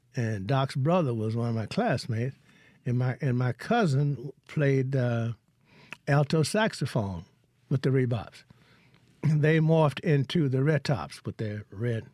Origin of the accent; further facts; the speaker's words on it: Hollandale, Mississippi, United States; moved away; also born or lived in Vicksburg, Mississippi; I'm from Hollandale